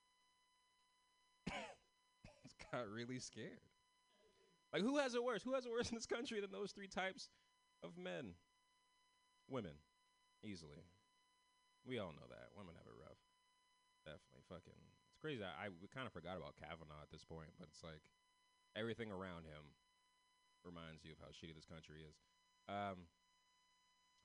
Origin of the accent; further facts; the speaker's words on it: San Francisco, California, United States; I'm from San Francisco